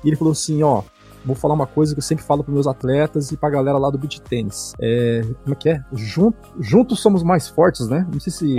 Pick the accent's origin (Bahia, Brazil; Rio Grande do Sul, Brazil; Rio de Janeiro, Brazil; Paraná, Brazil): Paraná, Brazil; now in São Paulo, Brazil; Eu sou paranaense, é. né? Eu tô aqui, aqui em São Paulo, mas eu, eu sou do Paraná